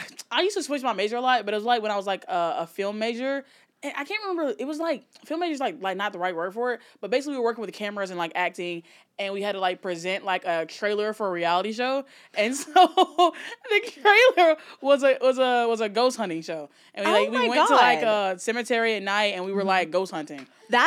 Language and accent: English; Alabama, United States; I grew up in Alabama.